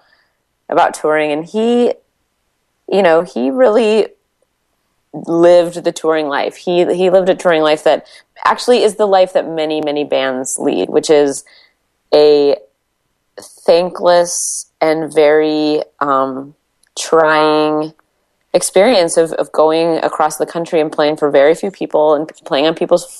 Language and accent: English; Washington, United States; I grew up in Washington State